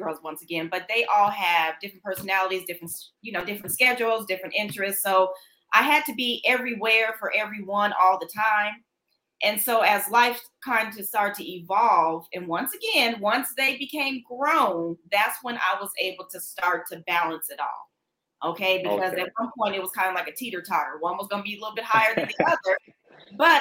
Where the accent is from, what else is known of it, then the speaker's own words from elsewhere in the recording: Denver, Colorado, United States; now in Dallas, United States; I am from Denver, Colorado. So once I transitioned and moved down to Dallas, Texas